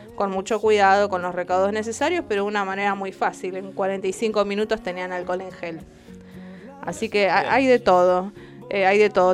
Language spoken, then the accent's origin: Spanish; Argentina; nosotros como argentinos